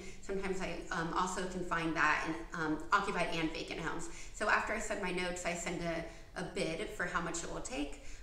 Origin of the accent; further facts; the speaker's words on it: Dunwoody, Georgia, United States; also born or lived in Atlanta, Georgia; I grew up in Dunwoody